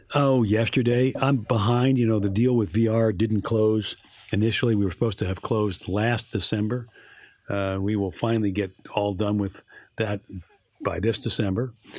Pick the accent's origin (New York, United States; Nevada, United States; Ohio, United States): New York, United States; I'm a New Yorker